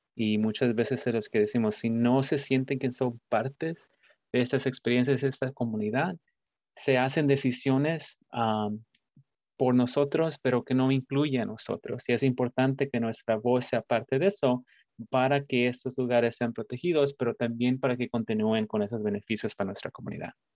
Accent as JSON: {"language": "Spanish", "country": "Mexico", "tie": "born or raised there", "moved": "yes", "lives_now": "United States", "said": "soy un, inmigrante de México, así que para muchos de nosotros que venimos de México y ah, crecimos y nos criamos en un pueblo"}